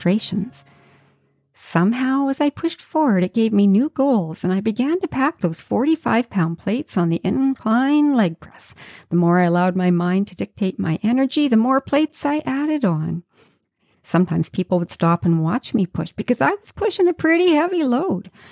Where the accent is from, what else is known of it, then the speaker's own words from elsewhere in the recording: Yukon, Canada; now in Vancouver Island, Canada; I grew up in the Yukon